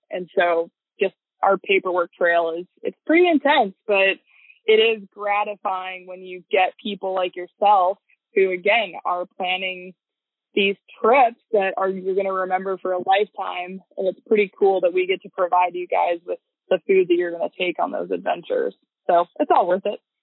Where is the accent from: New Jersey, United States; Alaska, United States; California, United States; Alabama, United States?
Alaska, United States; Bird Creek; I was born and raised in Bird Creek, Alaska